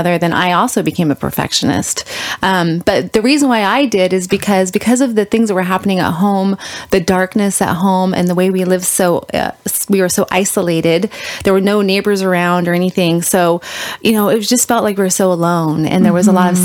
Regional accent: Northern California, United States; we moved up from Southern California to Northern California. And my parents bought some acreage, 40 acres

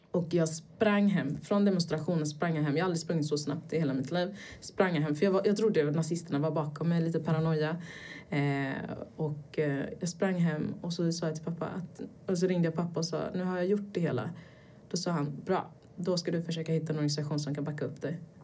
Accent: Gothenburg, Västra Götaland, Sweden; also born or lived in Brazil / United States; jag växte upp i Göteborg, eh, i en liten förort till Göteborg

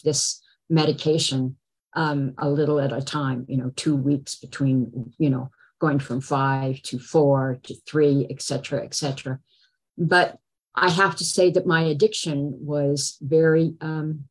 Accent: Berkeley, California, United States; I was born in Berkeley

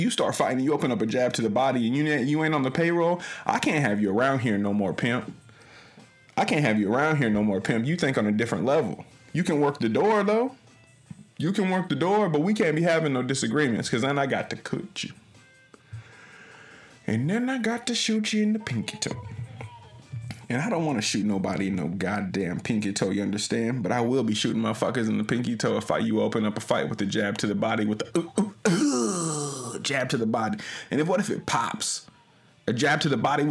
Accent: Omaha, Nebraska, United States; I hail from Omaha, Nebraska

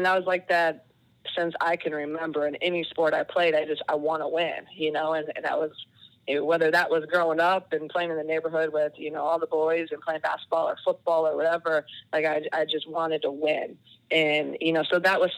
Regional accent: Iowa, United States; moved away as an adult; also born or lived in Buffalo, New York; growing up in Iowa

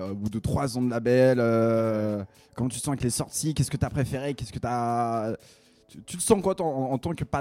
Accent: France; je suis français

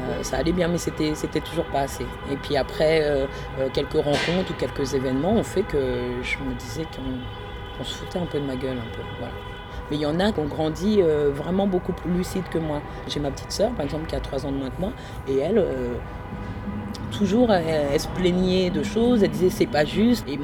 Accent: France; born there; Je suis née en France, euh, je suis née dans une famille ivoirienne euh, très traditionnelle, on est musulmans.

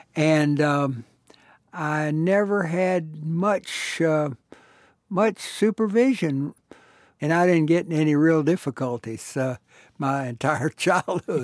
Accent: Houston, Texas, United States; I was born and raised in Houston.

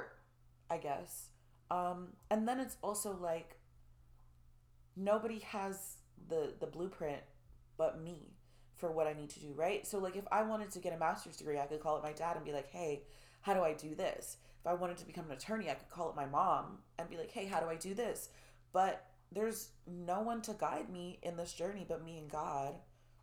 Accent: Orlando, Florida, United States; moved away as an adult; also born or lived in Atlanta; I grew up in Orlando

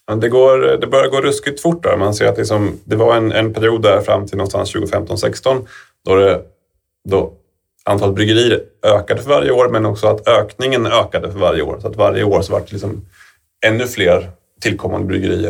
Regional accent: Falun, Dalarna County, Sweden; jag växte upp i Falun

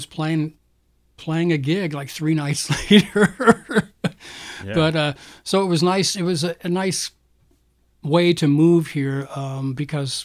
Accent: Florida, United States; also born or lived in Canada; I grew up in Florida. I was actually born in Canada, but my family moved to Florida when I was really young

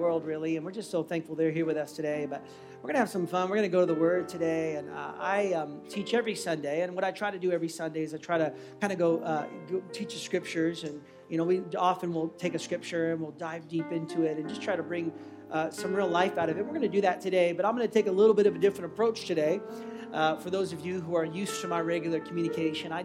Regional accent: United States; moved away; I'm American

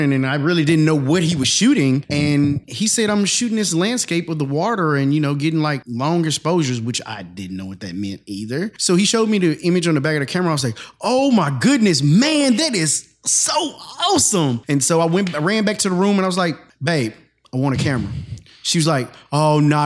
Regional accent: McGehee, Arkansas, United States; now in Fort Worth, United States; I am from Arkansas, McGee. It's a small town, Maybe like 5,000 people, where you know everybody.

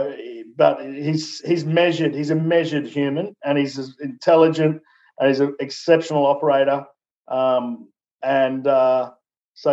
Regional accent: Newcastle, New South Wales, Australia; Newcastle, my hometown

